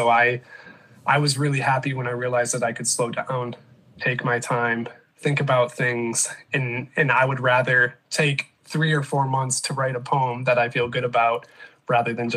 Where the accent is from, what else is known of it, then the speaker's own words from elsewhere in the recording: Michigan, United States; moved away as an adult; also born or lived in South Carolina; now in Grand Rapids, United States; growing up in Michigan and then spending about a decade in South Carolina